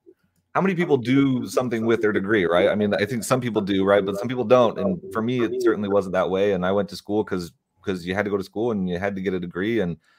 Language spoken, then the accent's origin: English; South Africa; moved away; also born or lived in Dubuque, Iowa; And so like I'm like growing up in South Africa, having this like amazing experience there. And then we found out we're moving to Dubuque, Iowa